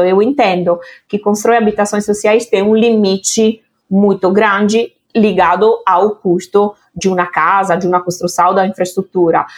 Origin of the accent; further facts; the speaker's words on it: Italy; now in Brazil; da Itália, naturalmente, onde, onde eu nasci